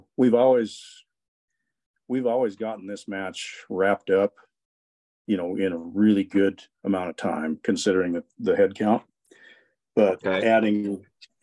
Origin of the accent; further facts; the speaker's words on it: Cody, Wyoming, United States; we work the Heart Mountain Challenge every year in Cody. It's my hometown